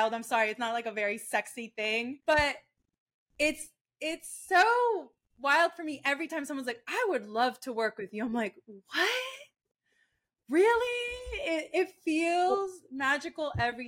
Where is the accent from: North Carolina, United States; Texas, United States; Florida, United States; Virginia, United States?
Florida, United States; also born or lived in Maracay, Venezuela; I grew up in Florida